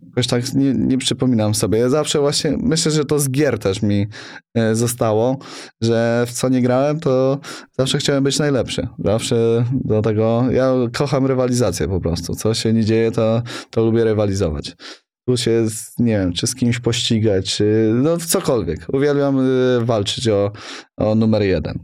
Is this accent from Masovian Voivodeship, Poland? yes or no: yes; Sokołów Podlaski, Masovian Voivodeship, Poland; now in Warsaw, Poland; Jestem chłopak z Sokołowa Podlaskiego, co przy, przyjechał do Warszawy